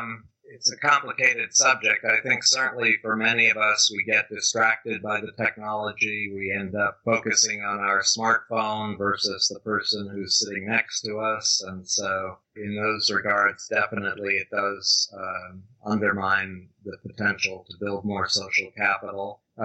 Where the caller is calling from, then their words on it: Tiburon, California, United States; Well, I'm actually calling in from my home, which is just north of San Francisco in a town called Tiburon with a beautiful view of the San Francisco Bay.